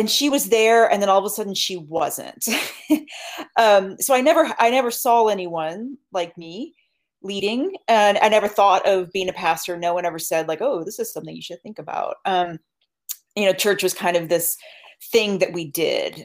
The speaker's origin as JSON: {"language": "English", "town": "Upper Arlington", "region": "Ohio", "country": "United States", "tie": "born or raised there", "said": "I grew up right outside Columbus, Ohio, in a suburb called Upper Arlington"}